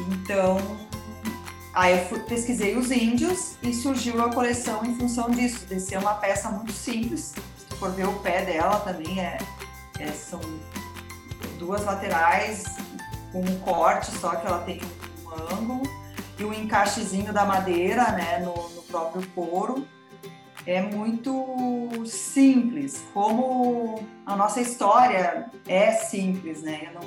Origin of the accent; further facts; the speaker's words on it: Santa Maria, Rio Grande do Sul, Brazil; now in Bento Gonçalves, Brazil; E aí eu tive, eu saí de Santa Maria